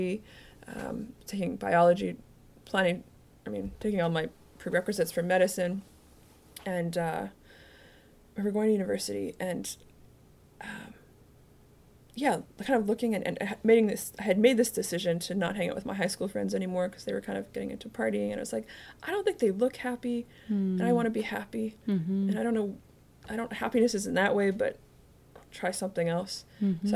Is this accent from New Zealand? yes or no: no; Canada; I grew up in Canada